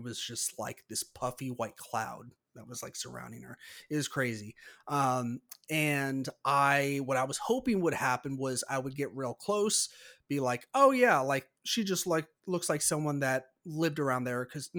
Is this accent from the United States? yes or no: yes; California, United States; born there; I'm not necessarily from the San Francisco area, but I was born like less than an hour north of San Francisco. So it's kind of near and dear to my heart anyways.